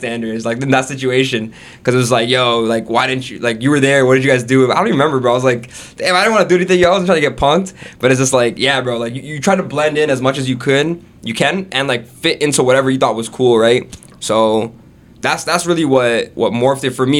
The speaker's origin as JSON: {"language": "English", "town": "Brampton", "region": "Ontario", "country": "Canada", "tie": "born or raised there", "also_born_or_lived": "Jacksonville, Florida, United States", "said": "I'm from Brampton. Actually, I was born in Florida, in Jacksonville. My family's from India, like Gujarat, but they immigrated to America, and then they got like proper citizenship in Canada, so we moved here when I was like three, four years old, and straight to Brampton, you know, and then lived in Brampton pretty much my whole life."}